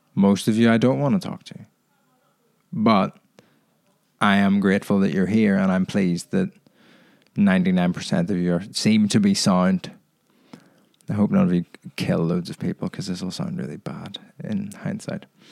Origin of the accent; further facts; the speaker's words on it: Ireland; now in England; my thoughts on being Irish